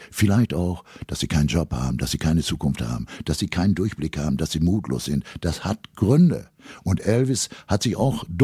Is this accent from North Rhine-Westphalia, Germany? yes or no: yes; North Rhine-Westphalia, Germany; Ravensberger Mulde, die Menschen sehr verschlossen. Die urteilen nur nach dem, was in der Tasche hast.